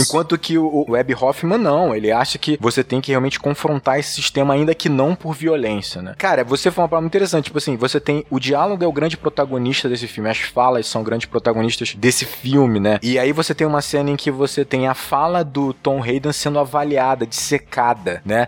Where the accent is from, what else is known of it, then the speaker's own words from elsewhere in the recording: Brazil; como brasileiros